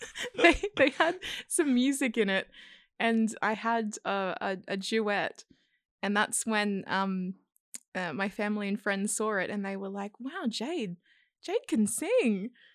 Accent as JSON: {"language": "English", "area": "South Coast", "region": "New South Wales", "country": "Australia", "moved": "yes", "lives_now": "Sydney, Australia", "said": "I'm from the South Coast originally."}